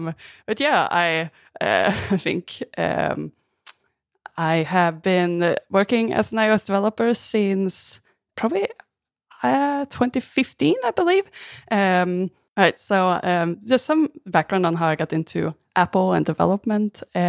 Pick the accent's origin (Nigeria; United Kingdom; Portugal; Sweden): Sweden; also born or lived in Australia; now in Vancouver, Canada; I'm originally from Sweden. I'm in Vancouver, Canada right now. And before moving to Canada, I also lived in Australia.